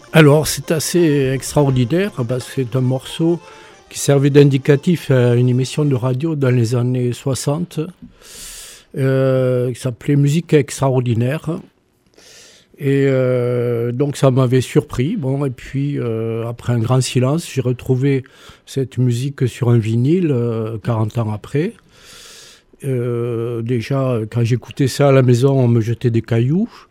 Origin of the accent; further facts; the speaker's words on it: Toulouse, Occitania, France; moved away; also born or lived in Montpellier; je suis né rue Miramar